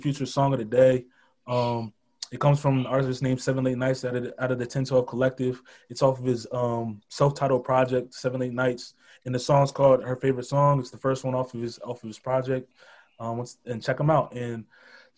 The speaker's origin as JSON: {"language": "English", "region": "New Jersey", "country": "United States", "said": "I'm from South Jersey"}